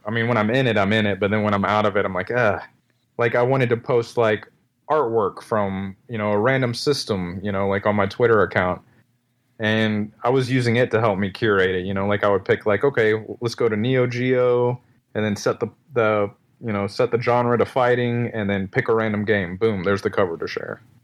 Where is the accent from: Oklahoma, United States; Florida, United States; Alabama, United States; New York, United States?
Florida, United States; Destin; also born or lived in California; now in Tennessee, United States; my hometown in, uh, Destin, Fort Walton Beach, Florida